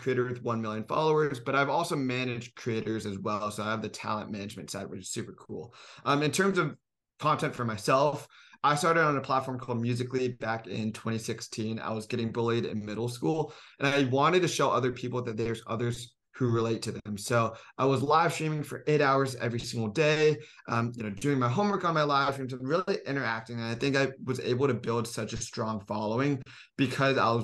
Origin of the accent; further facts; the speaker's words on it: Silicon Valley, California, United States; moved away as an adult; now in Los Angeles, United States; I'm from Silicon Valley